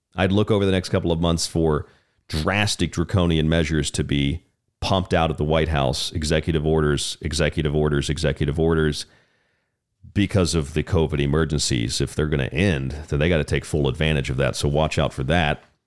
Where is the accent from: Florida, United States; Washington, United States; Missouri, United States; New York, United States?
Florida, United States; Tampa; now in Tucson, United States; I grew up in Florida. I'm from Florida. I'm a Florida man.